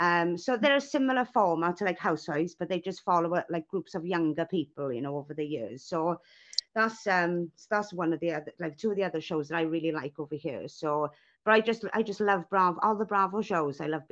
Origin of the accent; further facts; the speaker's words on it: Wales, United Kingdom; accent: Welsh; So even though I'm Welsh, my dad is from Bangladesh, so it's an mm-hmm. Indian name.